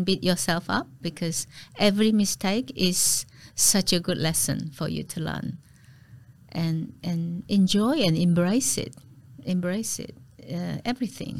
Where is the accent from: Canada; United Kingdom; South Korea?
South Korea; Daegu; English is a second language; moved away as an adult; now in Melbourne, Australia; Yeongnam University, yes, in Daegu, my hometown